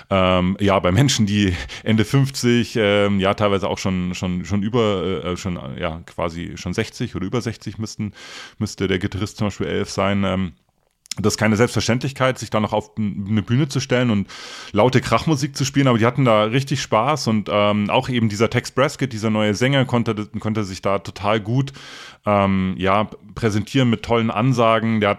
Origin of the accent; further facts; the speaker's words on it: Donauwörth, Bavaria, Germany; ich glaube es war 1991, auf dem Baggersee Open Air in meiner Heimatstadt Donauwörth.